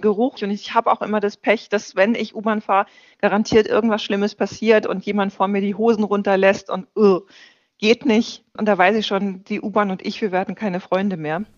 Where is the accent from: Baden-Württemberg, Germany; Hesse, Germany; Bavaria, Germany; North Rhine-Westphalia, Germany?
North Rhine-Westphalia, Germany; Ruhr area; now in Berlin, Germany; Ich bin im Ruhrgebiet geboren